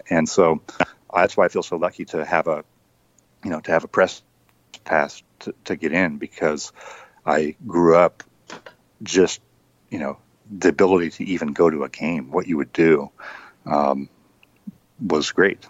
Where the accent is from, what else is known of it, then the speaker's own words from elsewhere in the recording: California, United States; So I grew up in Northern California, but I was working, my first job in journalism was working for the newspaper in Spokane, Washington.